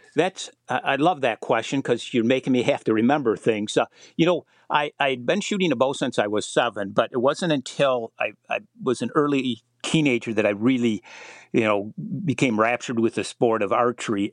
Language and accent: English; Michigan, United States; my home state of Michigan